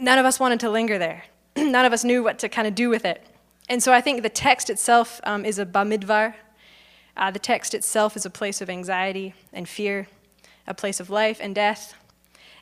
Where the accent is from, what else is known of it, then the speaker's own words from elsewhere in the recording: Okotoks, Alberta, Canada; I grew up in Okotoks